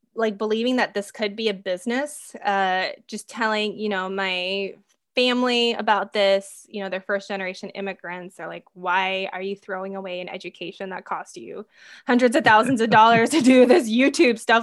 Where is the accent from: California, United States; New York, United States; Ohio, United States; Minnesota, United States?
Minnesota, United States; I grew up in Minnesota.